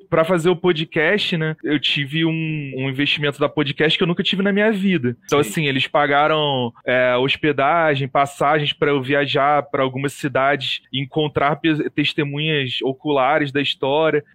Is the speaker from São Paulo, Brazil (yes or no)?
no; Rio de Janeiro, Brazil; moved away as an adult; now in Caruaru, Brazil; Estou morando em Caruaru atualmente, mas sou carioca